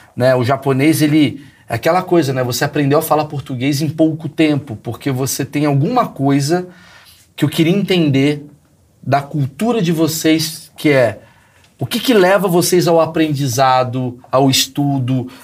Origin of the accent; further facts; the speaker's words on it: Brazil; nós brasileiros